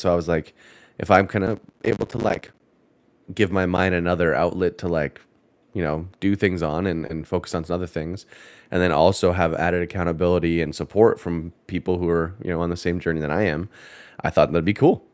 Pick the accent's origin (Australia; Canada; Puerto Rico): Canada; moved away as an adult; now in United States; I'm Canadian